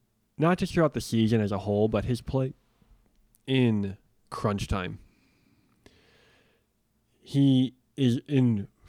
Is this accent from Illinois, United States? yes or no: yes; Chicago, Illinois, United States; As a Chicagoan